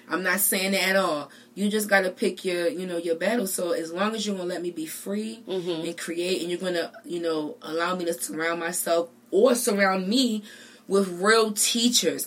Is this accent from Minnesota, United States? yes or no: no; Baltimore, Maryland, United States; I'm from Baltimore